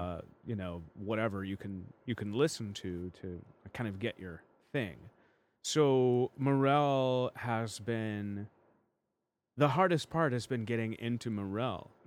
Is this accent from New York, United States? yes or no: no; Chicago, Illinois, United States; now in Los Angeles, United States; I was born in Chicago